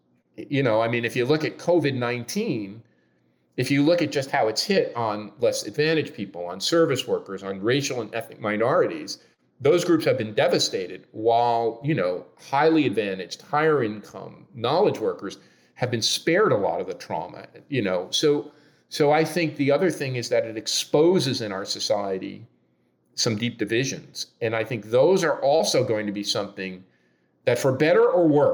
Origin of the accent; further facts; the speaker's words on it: Newark, New Jersey, United States; now in Toronto, Canada; my hometown of Newark, New Jersey